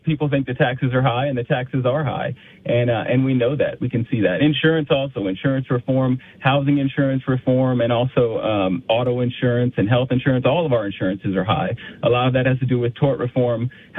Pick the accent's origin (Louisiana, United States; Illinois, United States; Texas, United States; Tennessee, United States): Louisiana, United States; Youngsville; So I grew up in Youngsville, and I'm passionate about Louisiana